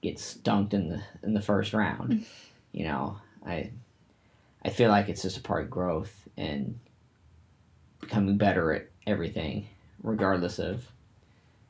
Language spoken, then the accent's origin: English; Indiana, United States; We're from Indiana, and, you know, there ain't shit out here